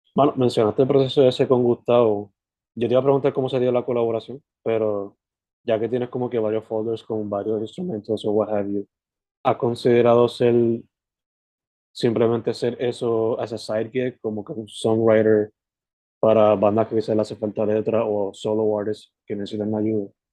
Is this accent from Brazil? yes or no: no; possibly Sabana Grande, southwest, Puerto Rico; now in Carolina, Puerto Rico; Yo originalmente soy del West, del suroeste para ser específico